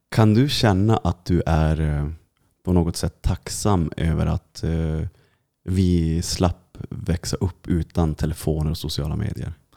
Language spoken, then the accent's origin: Swedish; Kiruna, Norrbotten County, Sweden; jag som är från Kiruna, och, och, vi, vi är från Lappland båda två